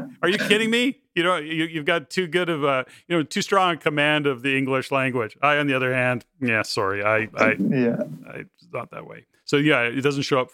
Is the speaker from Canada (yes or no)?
yes; Canada; born and raised in Canada